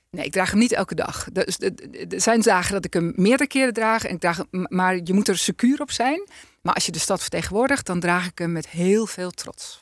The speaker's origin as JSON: {"language": "Dutch", "town": "Alkmaar", "region": "North Holland", "country": "Netherlands", "tie": "born or raised there", "said": "ik ben geboren getogen in Alkmaar"}